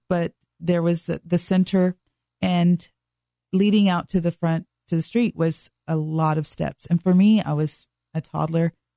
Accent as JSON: {"language": "English", "town": "Dallas", "region": "Texas", "country": "United States", "tie": "born or raised there", "said": "I was born and raised in Dallas, Texas"}